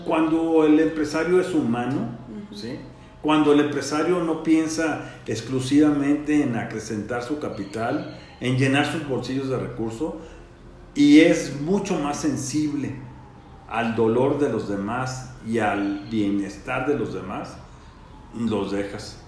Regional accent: Morelia, Michoacán, Mexico; nací aquí en Morelia, mi vida la he desarrollado tanto en la época de estudiante como profesionalmente en mi ciudad, en Morelia

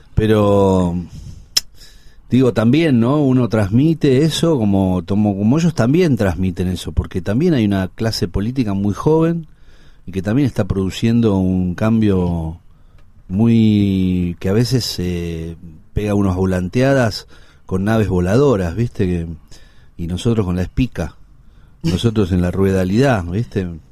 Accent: Buenos Aires, Argentina; yo nací en Ángel Gallardo y, Parral, hoy Honorio Puerredón, a media cuadra del Cid Campeador que es como la, frontera de Villa Crespo.

